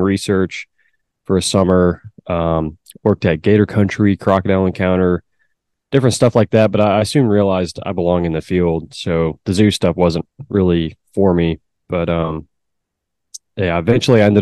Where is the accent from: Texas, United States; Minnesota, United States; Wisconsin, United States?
Texas, United States; Beaumont; also born or lived in north of Dallas, Texas; I'm from Beaumont, Texas, actually a small town outside of Beaumont called Finette.